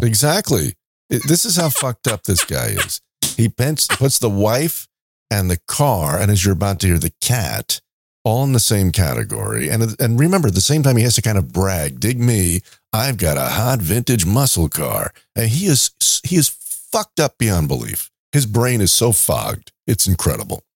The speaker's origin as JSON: {"language": "English", "town": "New York City", "region": "New York", "country": "United States", "tie": "born or raised there", "said": "he's from my hometown, Queens, and we have, even went to the same high school"}